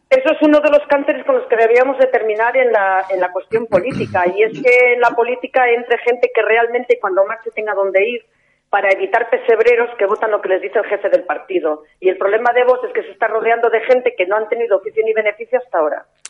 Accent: Castile and León, Spain; Yo soy leonesa y por tanto es una provincia que conozco un poquito

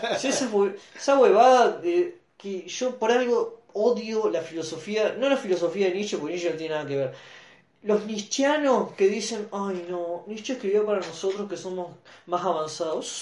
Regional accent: Santa Fe, Argentina; yo amo Santa Fe porque es la ciudad que, que, representa mi lugar en el mundo

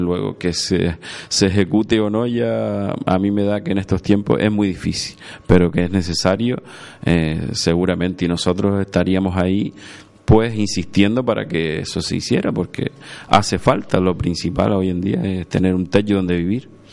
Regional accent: Agaete, Canary Islands, Spain; mi pueblo, que Agaete

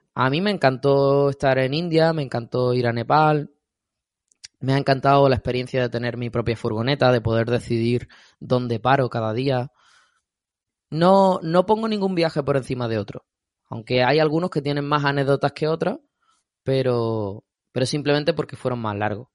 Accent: Andalusia, Spain; soy andaluz

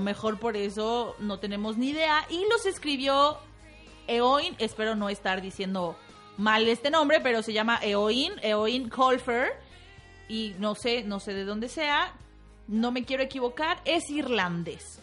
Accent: Mexico; como mexicanos

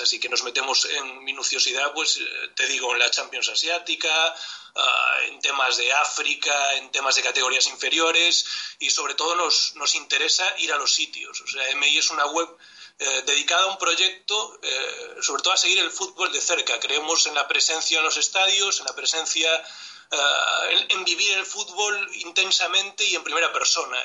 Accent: Galicia, Spain; mi tierra, de Galicia

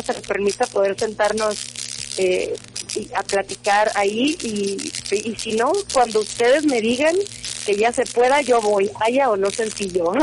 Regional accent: Mazatlán, Sinaloa, Mexico; moved away as an adult; now in Mexico City, Mexico; yo soy orgullosamente de Mazatlán, Sinaloa, 100%

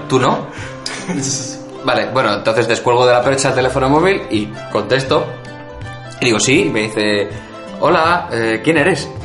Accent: Madrid, Community of Madrid, Spain; soy de Madrid

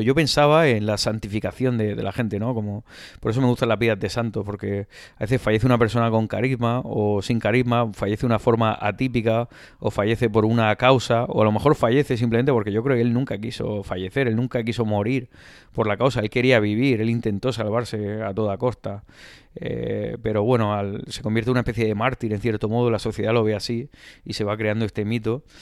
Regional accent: Spain; Decíamos, de España

